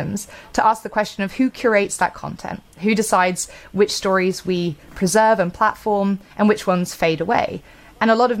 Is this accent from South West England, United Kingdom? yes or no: yes; Bristol, South West England, United Kingdom; here in my hometown of Bristol, UK